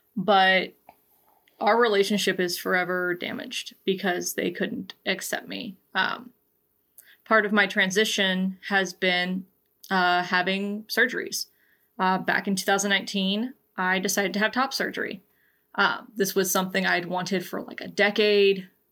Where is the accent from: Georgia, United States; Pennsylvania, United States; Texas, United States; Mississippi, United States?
Georgia, United States; born or raised there